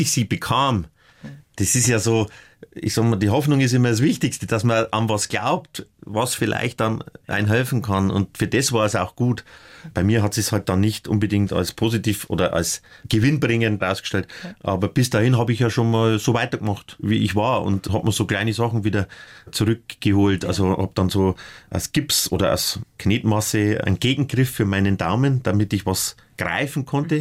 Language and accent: German; northern Upper Palatinate, Bavaria, Germany; aus der nördlichen Oberpfalz, wo ich herkomme